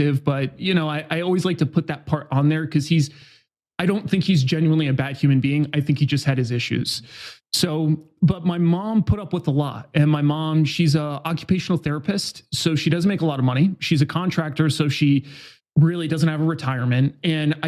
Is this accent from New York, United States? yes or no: yes; Newburgh, New York, United States; now in San Diego, United States; I was born in Hudson Valley, so just outside of New York City. And I grew up in kind of a standard American town. I definitely was really high gang violence. It's a place called Newburgh, New York